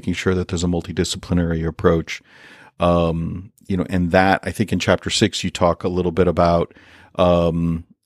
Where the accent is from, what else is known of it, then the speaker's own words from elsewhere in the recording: United States; we as an American people